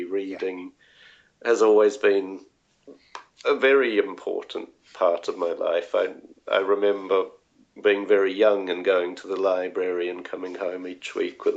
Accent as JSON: {"language": "English", "country": "New Zealand", "tie": "born or raised there", "moved": "as an adult", "lives_now": "Sweden", "said": "growing up in New Zealand"}